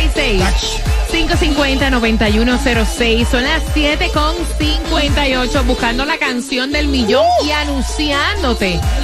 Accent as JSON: {"language": "Spanish", "country": "Dominican Republic", "said": "Yo soy dominicana"}